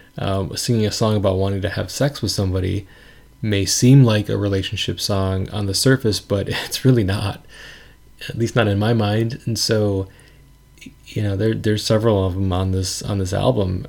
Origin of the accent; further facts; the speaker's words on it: Wisconsin, United States; in my town growing up in Wisconsin.